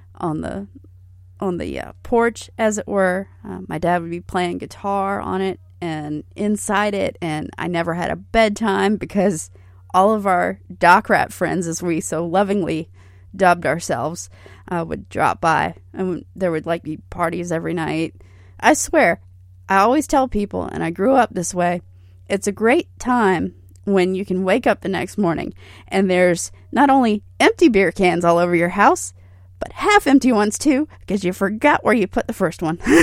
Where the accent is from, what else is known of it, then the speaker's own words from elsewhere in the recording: Hilton Head, South Carolina, United States; I'm originally from Hilton Head, South Carolina. I had the great, great fortune of spending the first five years of my life on a houseboat